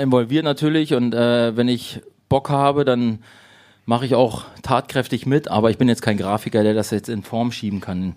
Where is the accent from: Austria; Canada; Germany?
Germany; Gifhorn, Lower Saxony; moved away as an adult; now in Berlin, Germany; Gifhorn, wo ich herkomme